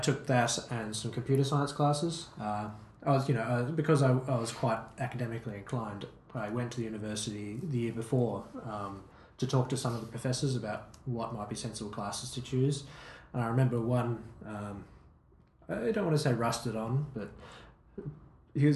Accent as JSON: {"language": "English", "town": "Hobart", "region": "Tasmania", "country": "Australia", "tie": "born or raised there", "said": "Growing up in Hobart meant that I was quite attached to the place."}